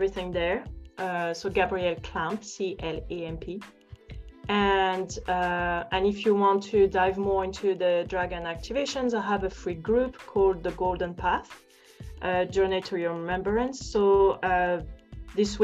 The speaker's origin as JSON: {"language": "English", "country": "France", "second_language": "English", "said": "I'm not English, I'm French"}